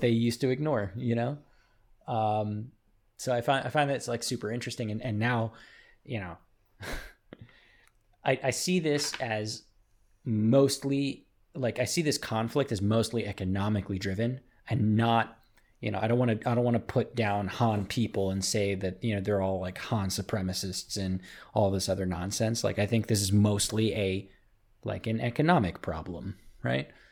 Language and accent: English; United States; I'm an American